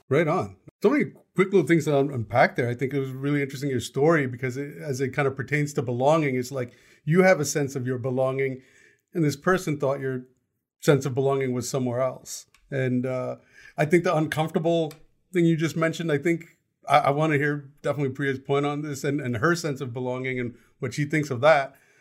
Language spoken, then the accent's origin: English; United States; I was born here. I didn't actually belong in India because I'm American. I grew up in a very diverse community